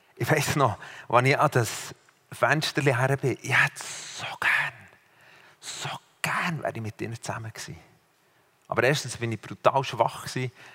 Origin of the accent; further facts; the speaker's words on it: Switzerland; aus der Schweiz